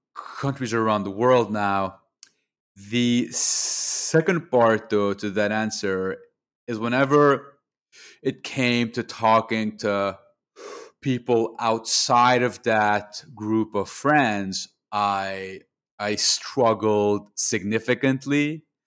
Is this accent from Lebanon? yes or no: yes; Lebanon; moved away as an adult; also born or lived in Montreal, Canada; now in Canada; I grew up in Lebanon, in the Middle East. I was over there until the age of 18. I then moved to to Montreal for university